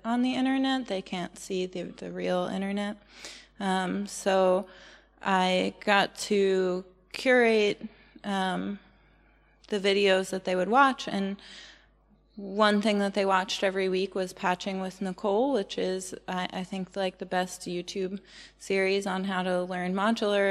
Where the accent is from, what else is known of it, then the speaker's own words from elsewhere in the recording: United States; moved away; also born or lived in Portland; I'm really American